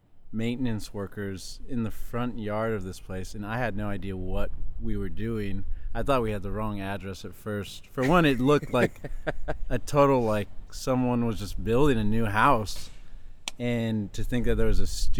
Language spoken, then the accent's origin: English; Riverside, California, United States; moved away as an adult; now in Los Angeles, United States; I grew up in Riverside, California, which is about an hour, 20 minutes east